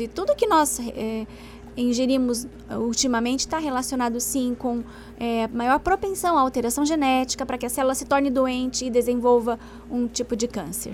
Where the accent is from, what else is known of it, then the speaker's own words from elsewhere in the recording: Paraná, Brazil; eu sou do Paraná, então por isso eu falo do Paraná